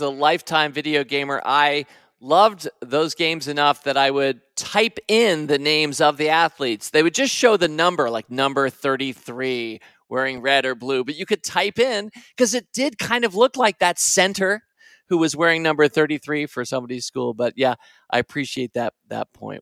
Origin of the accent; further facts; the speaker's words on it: Washington, District of Columbia, United States; moved away; also born or lived in North Carolina; As a Washington, D C guy, I had no regional affiliation.